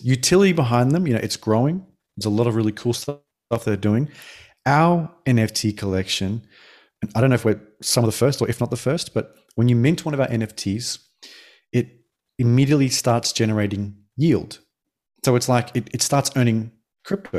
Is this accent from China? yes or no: no; Australia; moved away as an adult; now in Denmark; I'm Australian born